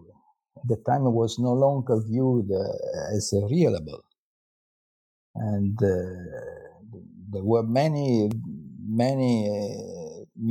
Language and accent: English; Parma, Emilia-Romagna, Italy; born there; now in Florence, Italy; Well, I'm Italian. I was born in Parma, and then I came to Florence, where I am still living, to study philosophy.